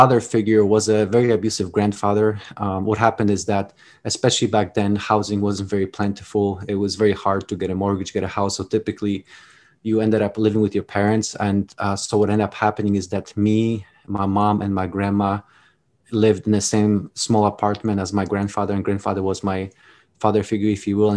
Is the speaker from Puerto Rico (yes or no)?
no; Poland; English is a second language; now in United States; as you can notice from my accent. I wasn't born in the United States. I was actually born in Poland, time of communism, towards the tail end